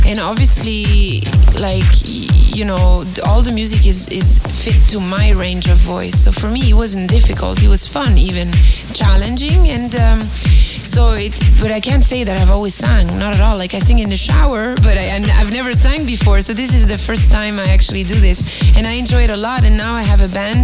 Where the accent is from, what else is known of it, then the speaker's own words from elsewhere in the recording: Catania, Sicily, Italy; moved away; I was born in Catania, which is the city just at the bottom of the Etna volcano